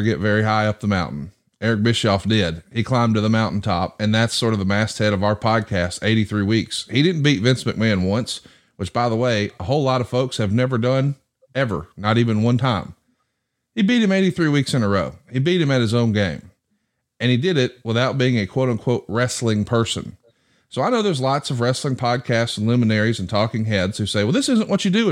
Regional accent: the South, United States; As a young man growing up in the South

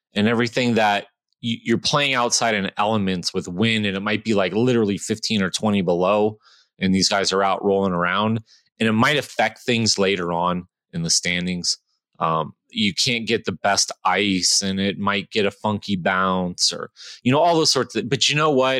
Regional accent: California, United States; I grew up in California

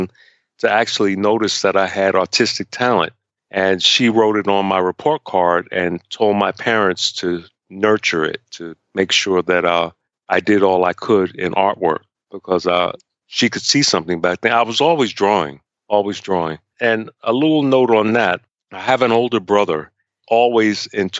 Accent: New York City, New York, United States; I was going through when I was growing up in Harlem.

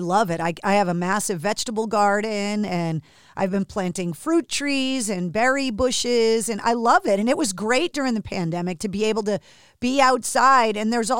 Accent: Boston, Massachusetts, United States; I'm an East Coast person as well. I was born and raised in Boston.

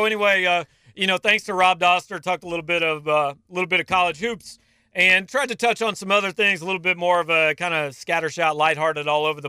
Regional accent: Columbia, Missouri, United States

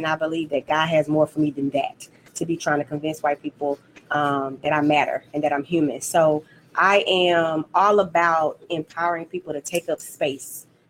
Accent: Louisiana, United States; also born or lived in Houston; I lived in Houston. I feel like Houston is my second home. I'm from Northern Louisiana, about 2 hours outside of Shreveport.

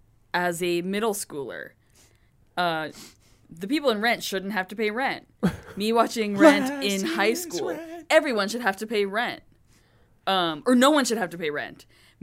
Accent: New York City, New York, United States; I grew up in New York City.

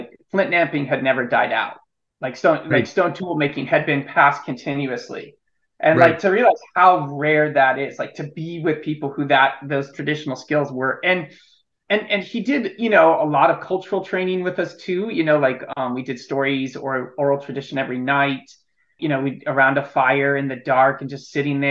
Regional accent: Illinois, United States; Yeah, I grew up in Illinois. I grew up in the Midwest

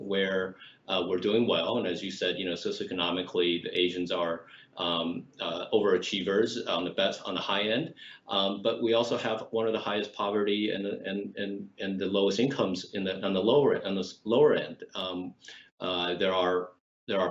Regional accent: San Jose, California, United States; I came from East San Jose. I grew up in East San Jose

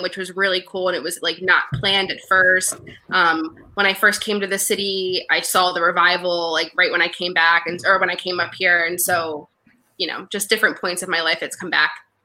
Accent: Delaware, United States; moved away; I'm from Delaware

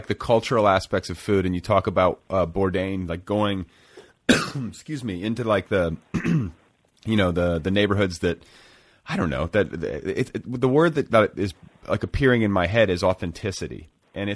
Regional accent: Midwest, United States; that's what we grew up on in the Midwest

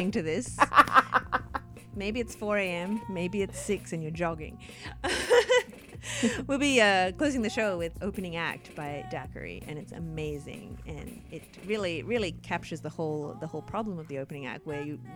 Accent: Australia; my being Australian

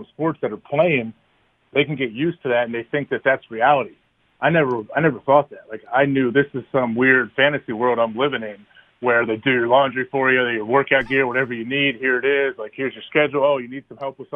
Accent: Centerville, Ohio, United States; moved away as an adult; also born or lived in Green Bay, Wisconsin; I'm an Ohio guy. I grew up in Centerville, Ohio, right by Dayton

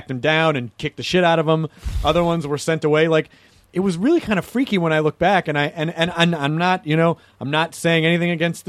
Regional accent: the South, United States; accent: Southern; I grew up in the South.

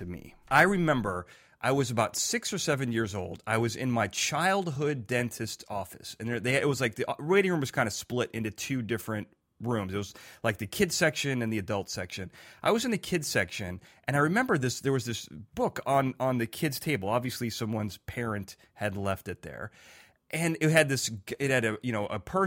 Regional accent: Chicago, Illinois, United States; I grew up in Chicago

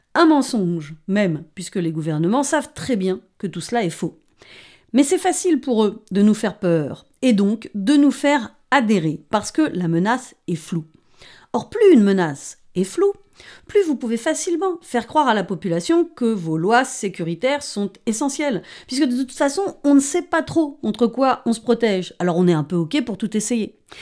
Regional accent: France; chez nous en France

